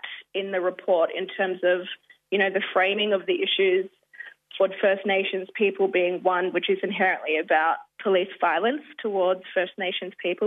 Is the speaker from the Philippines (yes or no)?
no; Rockhampton, Queensland, Australia; also born or lived in Cloncurry / Mount Isa; now in Maroubra, Australia; I'm a Kakatungu and South Sea Islander woman from Queensland. I was born on Dharawal country, now known as Rockhampton